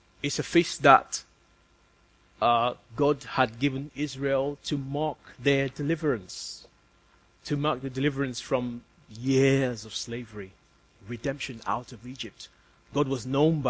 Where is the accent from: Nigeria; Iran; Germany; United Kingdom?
Nigeria; moved away; I'm from Nigeria